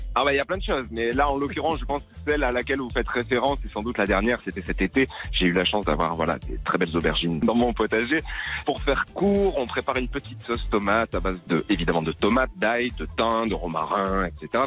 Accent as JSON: {"language": "French", "town": "Lunel", "region": "Occitania", "country": "France", "tie": "born or raised there", "also_born_or_lived": "Alès / Nîmes", "said": "moi j'ai grandi à Lunel. Alors je suis né à Alès, euh, dans le Gard, mhm. justement, puis ensuite mes parents ont déménagé à Lunel"}